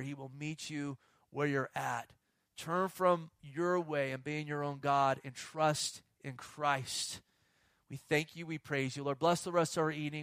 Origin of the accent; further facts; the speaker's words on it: Bay Area, California, United States; I grew up in the Bay Area